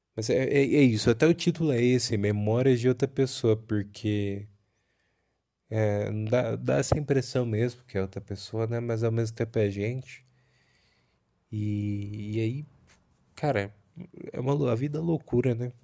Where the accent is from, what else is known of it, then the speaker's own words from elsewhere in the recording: countryside near Bauru, São Paulo, Brazil; moved away as an adult; now in Santo André, Brazil; fui criado também no interior, né? Numa cidade próxima a Bauru